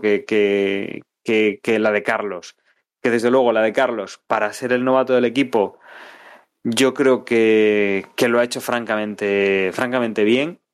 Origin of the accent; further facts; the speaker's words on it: Spain; soy español